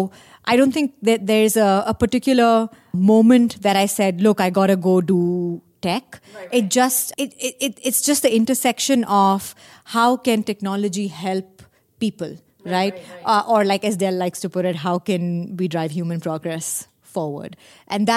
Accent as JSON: {"language": "English", "region": "Delhi", "country": "India", "tie": "born or raised there", "also_born_or_lived": "Austin, Texas, United States", "moved": "as an adult", "lives_now": "United States", "said": "I'm from India. I spent my early years growing up in Delhi"}